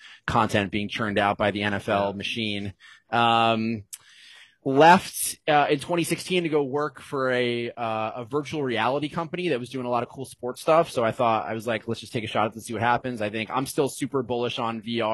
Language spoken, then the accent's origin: English; Cincinnati, Ohio, United States; moved away as an adult; also born or lived in Evanston, Illinois; now in Los Angeles, United States; I'm from Cincinnati, Ohio